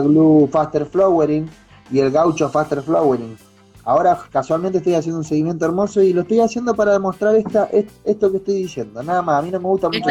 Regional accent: Argentina; siendo argentino, acá en, Argentina

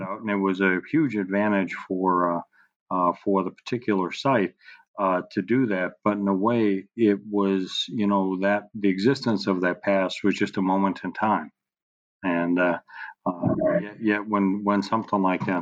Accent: Boston, Massachusetts, United States; I grew up in Boston

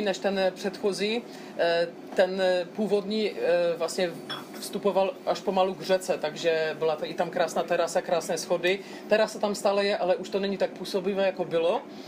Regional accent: Broumov, Hradec Králové Region, Czechia; Já jsem vlastně prožil celé dětství v Broumově

